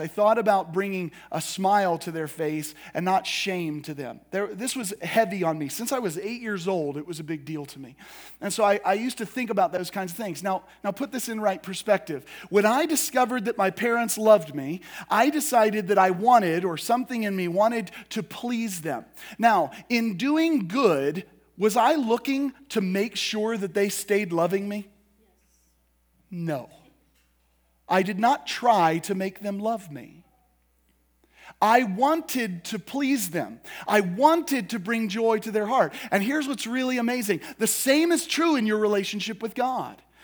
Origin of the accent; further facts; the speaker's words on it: United States; us as American Christians